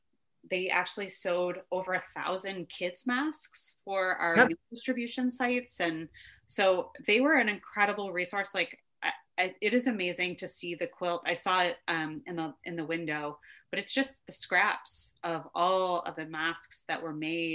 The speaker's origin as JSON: {"language": "English", "town": "Brockton", "region": "Massachusetts", "country": "United States", "tie": "born or raised there", "said": "I think the last stop of the train is in my hometown, Brockton, Mass."}